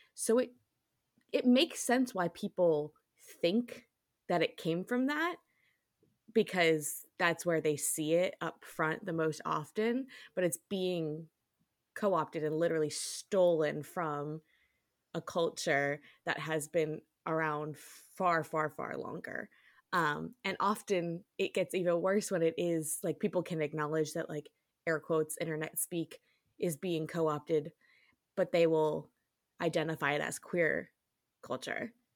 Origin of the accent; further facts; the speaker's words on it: New York, United States; I am from New York